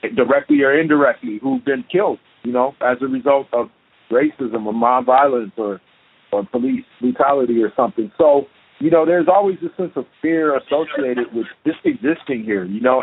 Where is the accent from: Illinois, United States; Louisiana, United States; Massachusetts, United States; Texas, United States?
Illinois, United States; Chicago; now in Portland, United States; growing up in Chicago.